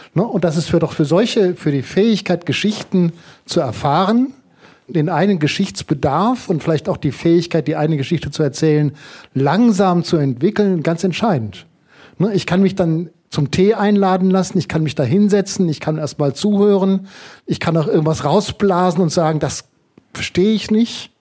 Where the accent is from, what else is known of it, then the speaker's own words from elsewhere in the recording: Germany; bei uns in Deutschland